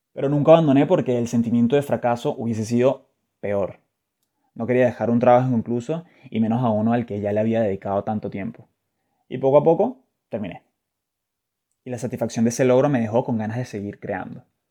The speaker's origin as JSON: {"language": "Spanish", "town": "Caracas", "region": "Capital District", "country": "Venezuela", "tie": "born or raised there", "said": "desde pequeño, y como buen scout caraqueño"}